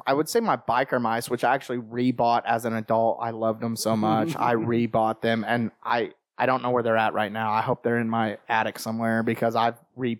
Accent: Texas, United States; born or raised there; also born or lived in Ohio / Mississippi

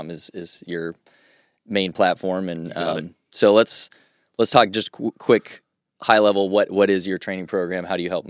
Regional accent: Dayton, Ohio, United States; now in Nashville, United States; so I was raised in Ohio

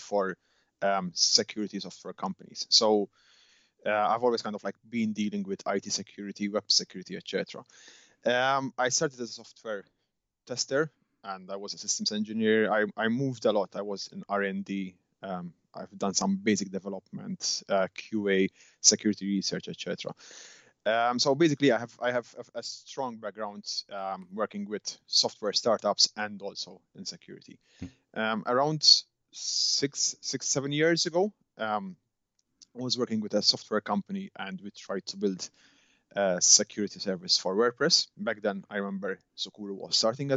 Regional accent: Malta; now in Edinburgh, United Kingdom; I'm originally from Malta

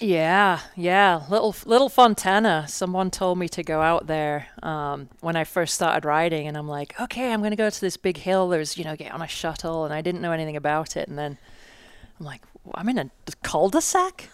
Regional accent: England, United Kingdom; moved away as an adult; now in United States; I'm from England, and I came out when I was twenty-one in nineteen ninety-four.

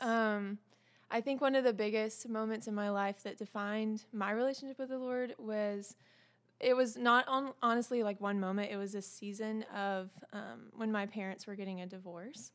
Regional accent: the South, United States; I'm also from the South

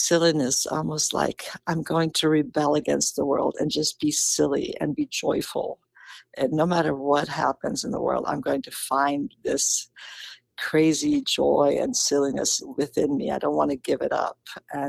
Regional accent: Karlovy Vary, Karlovy Vary Region, Czechia; moved away; Karlovy Vary, my hometown

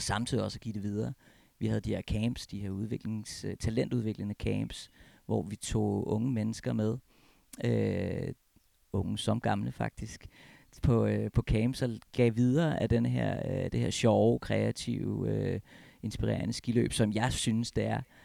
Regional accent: Copenhagen, Capital Region of Denmark, Denmark; moved away as an adult; also born or lived in Alps; now in Hornbæk, Denmark; jeg er oprindelig fra København

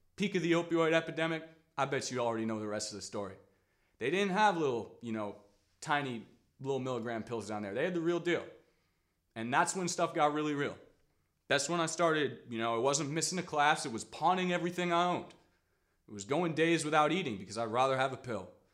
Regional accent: Washington, District of Columbia, United States; I grew up in Washington, D C

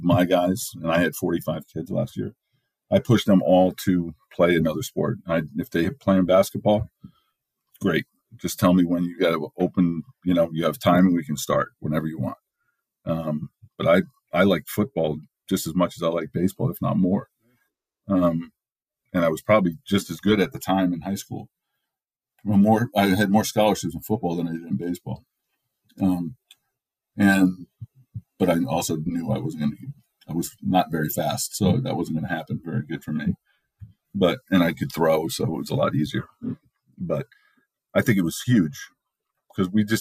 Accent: New York, United States; everybody growing up in New York, either Yankees or Mets, and most of my friends are Yankee fans.

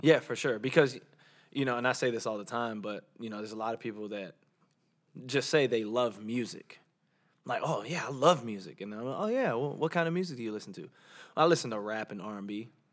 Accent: Georgia, United States; accent: Southern; also born or lived in Orlando, Florida; growing up in Georgia

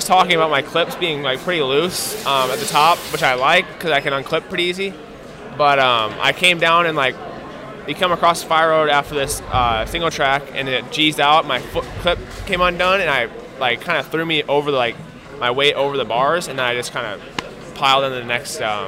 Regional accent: Midwest, United States; also born or lived in Illinois; I'm from the Midwest, so it's kind of a home race

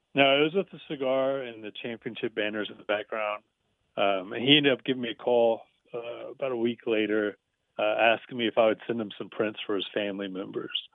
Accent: The Woodlands, Texas, United States; I grew up in the Woodlands area, so uh, I was a huge Houston sports fan

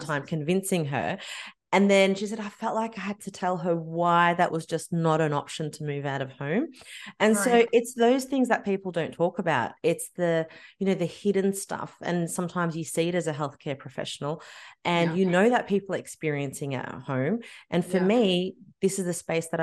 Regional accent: Australia; I was born and raised in Australia

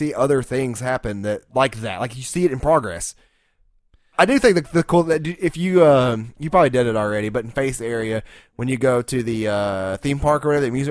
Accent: the South, United States; I'm from the South

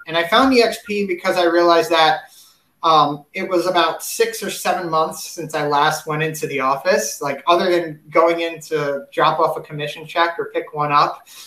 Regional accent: New York City, New York, United States; I'm originally from New York City

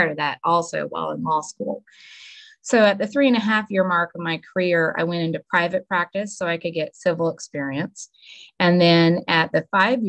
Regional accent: Suwannee County, Florida, United States; So I was born and raised in Suwannee County, actually at the old Suwannee County Hospital. I grew up here my whole life.

